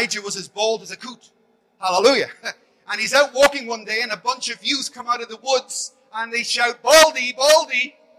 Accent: Belfast, Northern Ireland, United Kingdom; I grew up in Belfast with bombs and bullets

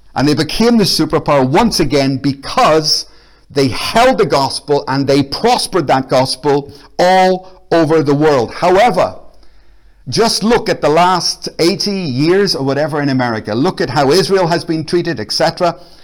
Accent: Belfast, Northern Ireland, United Kingdom; now in Glasgow, United Kingdom; I'm from Belfast. I'm actually Irish

